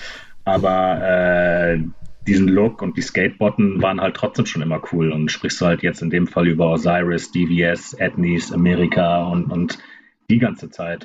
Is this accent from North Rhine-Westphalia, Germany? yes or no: no; Kiel, Schleswig-Holstein, Germany; machen Kiel richtig schlecht gerade, aber ist das meine Heimat